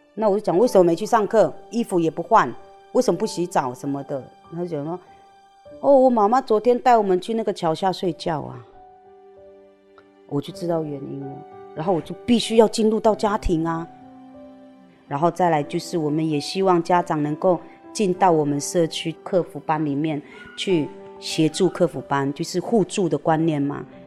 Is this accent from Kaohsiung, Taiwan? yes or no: no; Hongye Village, Wanrong Township, Hualien County, Taiwan; moved away; also born or lived in Sanxia, New Taipei; 然后我出生在花莲万荣乡红叶村